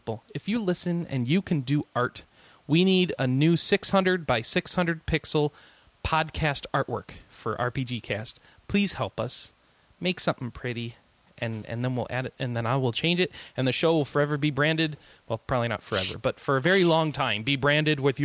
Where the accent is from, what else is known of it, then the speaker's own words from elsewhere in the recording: United States; I'm an American